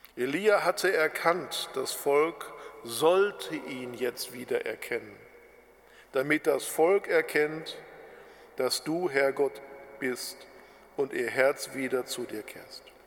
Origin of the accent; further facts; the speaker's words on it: Germany; bei uns in Deutschland